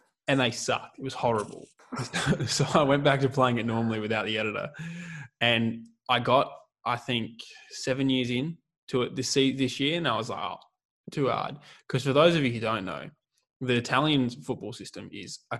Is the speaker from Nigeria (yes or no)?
no; Australia; also born or lived in Adelaide; being Australian